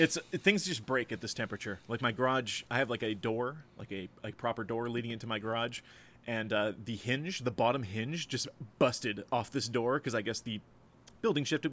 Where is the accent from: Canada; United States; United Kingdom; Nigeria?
Canada; as a Canadian